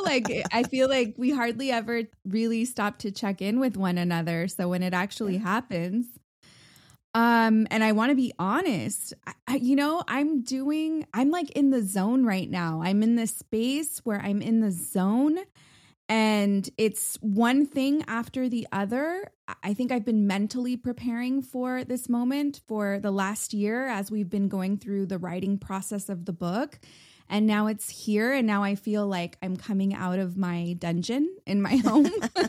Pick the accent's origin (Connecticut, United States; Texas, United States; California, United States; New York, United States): California, United States; San Juan Capistrano; And I was born in San Clemente, California. So the southernmost part of California. I grew up in a small town called San Juan Capistrano